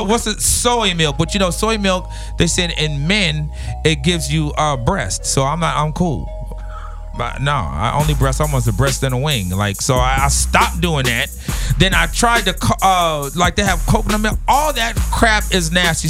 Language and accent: English; Los Angeles, California, United States; also born or lived in New York; I'm not born here, but I'm raised here. I've been here since the age of uh, six. So LA is all I know